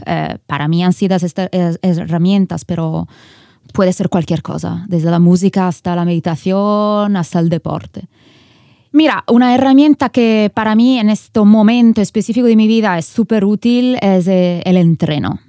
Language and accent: Spanish; Italian Switzerland, Ticino, Switzerland; moved away as an adult; also born or lived in San Francisco, California; Cuando me moví desde Suiza, donde yo nací y me crié, a California, en San Francisco, pues yo crecí en, un, en una pequeña ciudad de la Suiza italiana